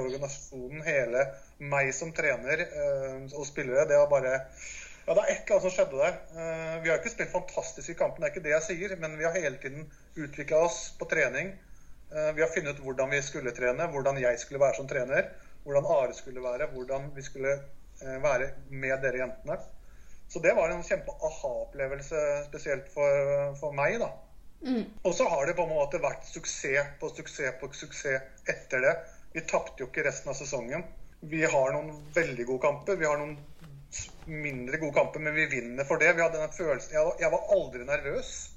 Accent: Larvik, Vestfold, Norway; Jeg kommer fra Larvik

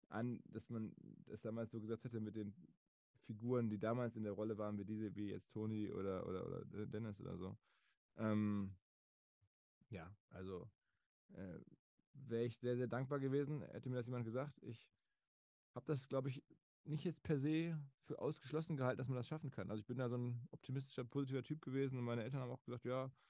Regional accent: Essen, North Rhine-Westphalia, Germany; moved away as an adult; now in Hamburg, Germany; Ich bin aufgewachsen in Essen, entsprechend als Rot-Weiß-Fan.

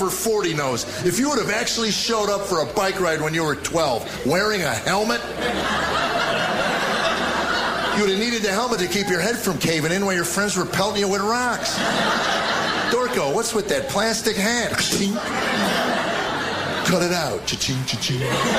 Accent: United States; That's the America I grew up in.

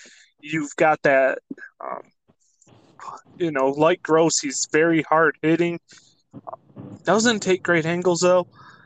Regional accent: Jackson, Michigan, United States; Jackson's finest representing my hometown.

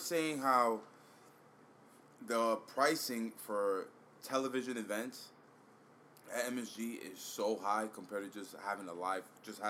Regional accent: New York, United States; I'm a New Yorker, I'm here

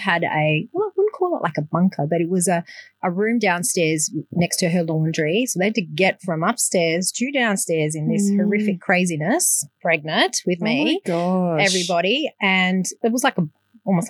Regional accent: Darwin, Northern Territory, Australia; also born or lived in Melbourne; being Greek is a, massive part of my life. Interesting growing up in Darwin

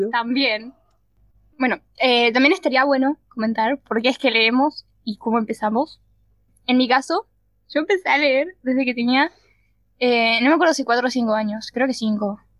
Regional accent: Montevideo, Uruguay; somos de Uruguay, Montevideo y de dos barrios, un barrio.

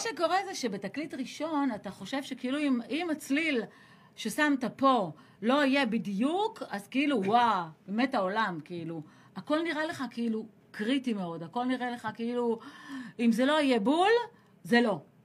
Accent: Ashdod, Southern District, Israel; העשר השנים המשמעותיות שלי גדלתי באשדוד, כי זה עשר עד עשרים

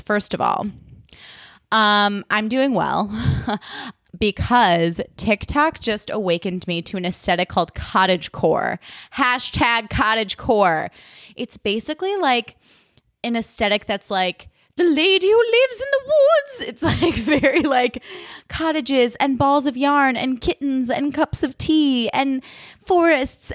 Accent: Chicago, Illinois, United States; now in Los Angeles, United States; I grew up in Chicago, so you know, or in the suburbs of Chicago.

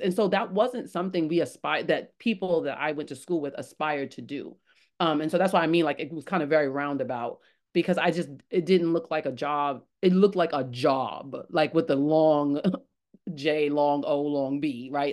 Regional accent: New York City, New York, United States; I was born in the Bronx

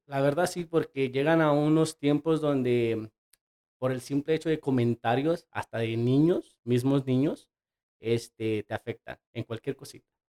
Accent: Mexico; somos mexicanos

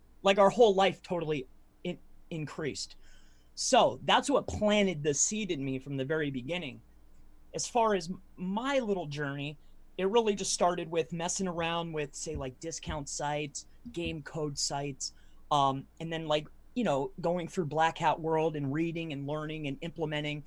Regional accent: Fort Myers, Florida, United States; Originally I'm from Fort Myers, Florida

